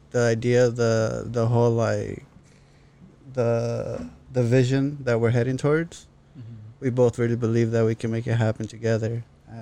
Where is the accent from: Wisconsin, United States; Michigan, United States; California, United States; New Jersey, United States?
California, United States; Fontana; also born or lived in El Monte, California / San Bernardino, California; now in Ontario, California; we stayed in Fontana for like basically the rest of our lives